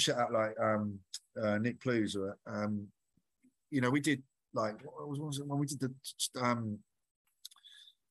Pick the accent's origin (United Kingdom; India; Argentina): United Kingdom; Essex, East of England; now in London, United Kingdom; So I'm originally from Essex.